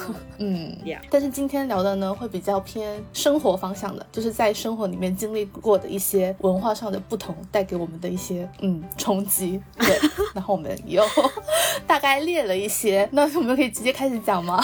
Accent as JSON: {"language": "Chinese", "town": "Xiamen", "region": "Fujian", "country": "China", "tie": "born or raised there", "moved": "yes", "lives_now": "United Kingdom", "said": "我以前小时候在厦门的时候"}